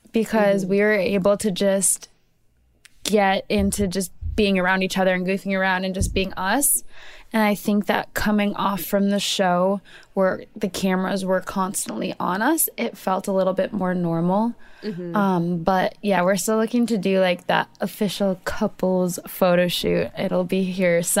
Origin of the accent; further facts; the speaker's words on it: Minnesota, United States; I'm from Minnesota